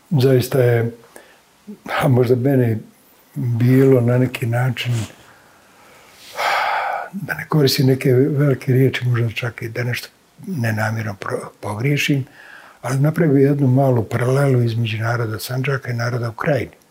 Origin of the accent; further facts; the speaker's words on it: Bihać, Federation of Bosnia and Herzegovina, Bosnia & Herzegovina; ja kao neko koji je tako rođen sam u Bihaću, neko koji je dakle prijeklom krajišnjih